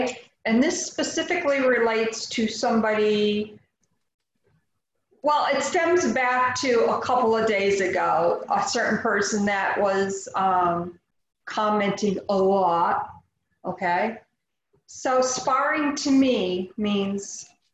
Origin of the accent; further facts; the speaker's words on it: United States; I am an American